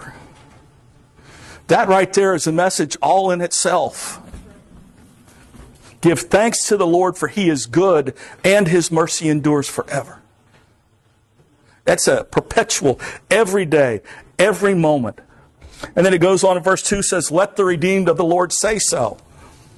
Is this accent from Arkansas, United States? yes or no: no; South Florida, United States; also born or lived in Pompano Beach, Florida; now in Vermont, United States; I grew up in South Florida. I'm in Vermont